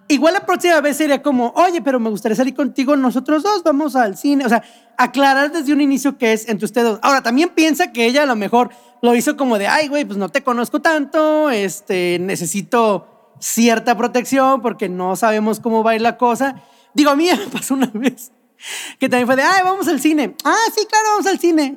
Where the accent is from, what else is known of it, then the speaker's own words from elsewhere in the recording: Mexico; nuestro país